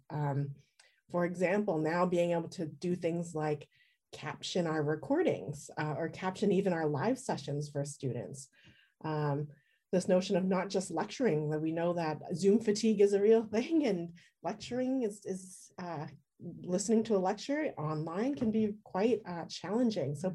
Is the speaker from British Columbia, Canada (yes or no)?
yes; Richmond, British Columbia, Canada; also born or lived in Edmonton, Alberta; I was born in Edmonton, Alberta, and then I grew up in uh, in Richmond, British Columbia